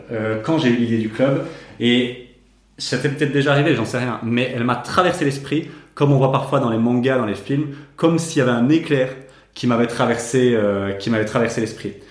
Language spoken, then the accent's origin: French; Namur, Wallonia, Belgium; nous on vient de Namur